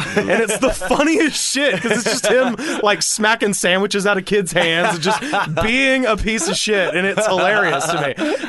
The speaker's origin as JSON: {"language": "English", "town": "Auburn", "region": "Alabama", "country": "United States", "moved": "yes", "lives_now": "North Hollywood, United States", "said": "And I come from Auburn, Alabama. I come from a very small town"}